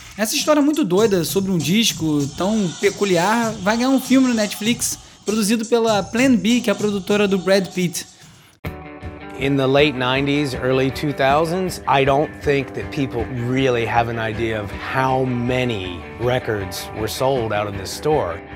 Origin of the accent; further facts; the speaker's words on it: Rio de Janeiro, Brazil; now in São Paulo, Brazil; Eu sou carioca e vivo na capital paulista